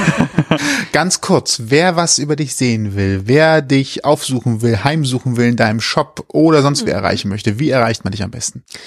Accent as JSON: {"language": "German", "town": "Leverkusen", "region": "North Rhine-Westphalia", "country": "Germany", "said": "Ich komme zwar aus Leverkusen, aber ich muss ehrlich sagen, meine Familie spricht kein Rheinländisch"}